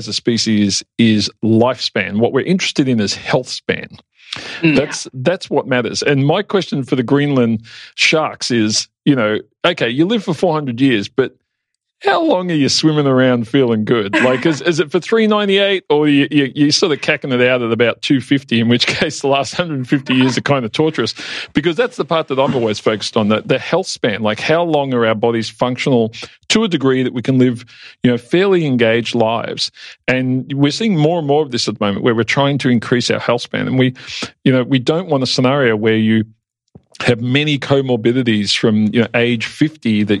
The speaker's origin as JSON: {"language": "English", "town": "Yarraville", "region": "Victoria", "country": "Australia", "tie": "born or raised there", "said": "I grew up in Yarraville"}